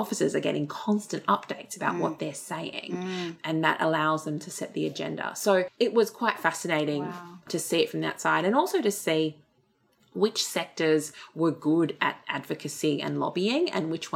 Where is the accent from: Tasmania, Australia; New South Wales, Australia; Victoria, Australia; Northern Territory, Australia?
New South Wales, Australia; Sydney; also born or lived in Blue Mountains; I grew up in Fairfield and Liverpool, Campbelltown, on the other side of the Blue Mountains as well.